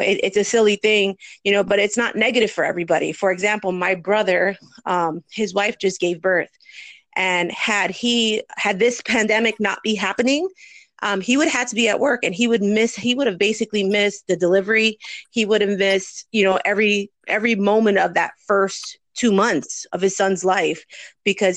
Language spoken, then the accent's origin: English; New Jersey, United States; moved away as an adult; now in Florida, United States; I'm originally from New Jersey, and when I moved to Florida in 2014